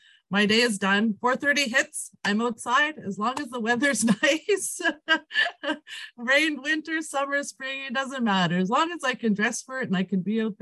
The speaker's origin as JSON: {"language": "English", "area": "Peavine Métis Settlement", "region": "Alberta", "country": "Canada", "tie": "born or raised there", "first_language": "Cree", "second_language": "English", "said": "I am from Peavine Métis Settlement, born and raised here in my community"}